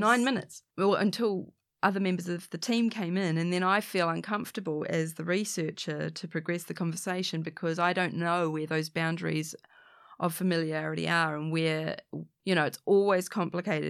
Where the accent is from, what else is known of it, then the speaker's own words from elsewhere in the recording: New Zealand; it's in Auckland, Aotearoa, New Zealand, I'm a Kiwi, I'm a Pakeha, this is my, this is my home